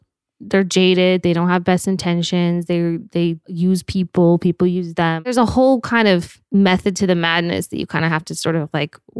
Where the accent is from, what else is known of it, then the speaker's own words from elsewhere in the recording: Park City, Utah, United States; We grew up in Park City, Utah, which is like a mountain town. It's small.